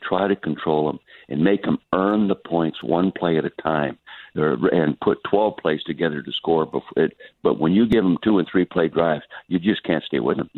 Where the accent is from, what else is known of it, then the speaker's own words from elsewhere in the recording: Calistoga, California, United States; it's the first time in my 84 years of life I haven't been in my hometown in Calistoga, the Napa Valley. No, I'm still in the East. I live permanently in the East